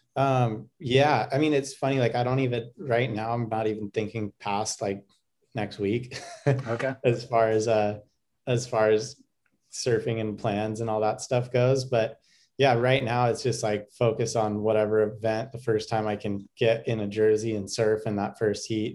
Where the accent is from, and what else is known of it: United States